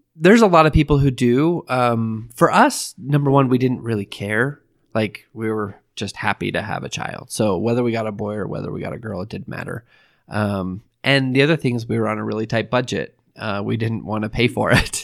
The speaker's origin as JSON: {"language": "English", "region": "Idaho", "country": "United States", "moved": "yes", "said": "I'm from Idaho"}